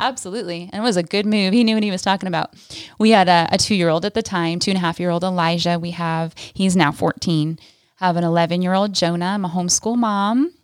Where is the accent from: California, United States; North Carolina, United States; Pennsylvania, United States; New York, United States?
California, United States; moved away as an adult; I, uh, grew up in California